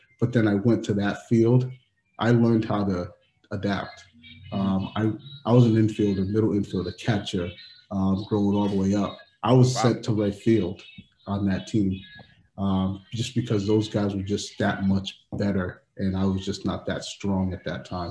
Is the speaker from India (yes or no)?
no; Providence, Rhode Island, United States; growing up in Providence